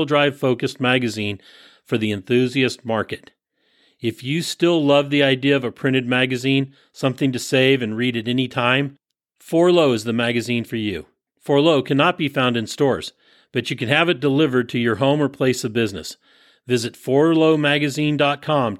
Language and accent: English; San Bruno, California, United States; I grew up in San Bruno